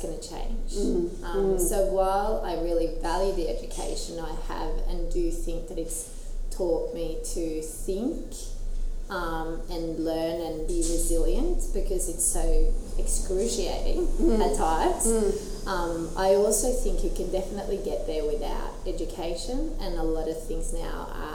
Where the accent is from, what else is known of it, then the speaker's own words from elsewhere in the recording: Skien, Vestfold og Telemark, Norway; moved away as an adult; now in Newcastle, Australia; I grew up in Skien, which is a little town in Norway with maybe 40,000 people, so 2 hours southeast of Oslo.